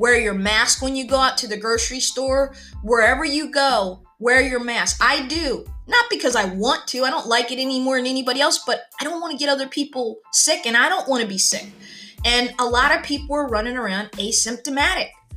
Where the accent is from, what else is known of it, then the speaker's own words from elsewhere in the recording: United States; I'm an American